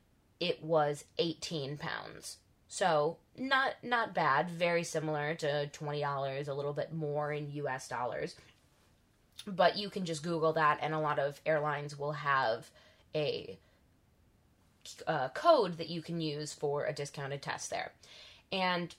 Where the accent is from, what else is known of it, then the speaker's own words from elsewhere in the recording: United States; as an American